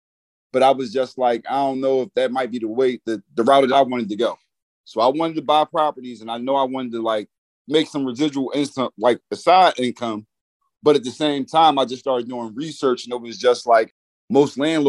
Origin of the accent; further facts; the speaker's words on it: Philadelphia, Pennsylvania, United States; I'm from Philadelphia, Pennsylvania.